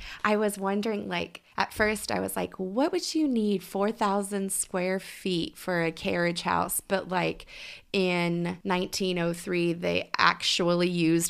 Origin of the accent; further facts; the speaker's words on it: Oklahoma City, Oklahoma, United States; I grew up in the Oklahoma City area, so this is kind of like near and dear to me.